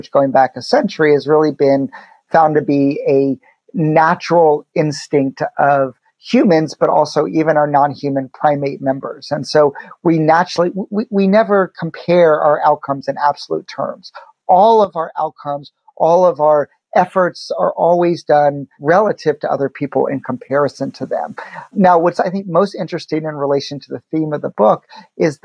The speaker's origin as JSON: {"language": "English", "town": "Chapel Hill", "region": "North Carolina", "country": "United States", "tie": "born or raised there", "said": "I grew up in Chapel Hill, North Carolina"}